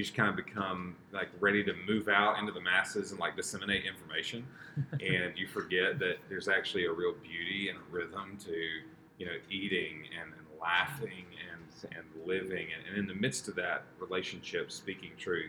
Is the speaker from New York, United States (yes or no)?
no; South Carolina, United States; also born or lived in Virginia / Charlotte, North Carolina; I was born in North Carolina and grew up mostly in South Carolina